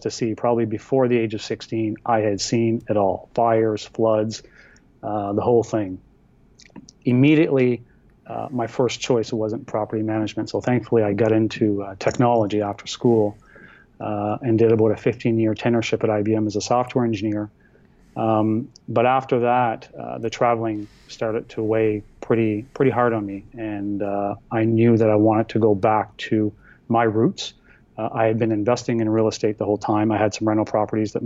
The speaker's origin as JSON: {"language": "English", "area": "Eastern Canada", "region": "New Brunswick", "country": "Canada", "said": "I am from Eastern Canada, down in New Brunswick"}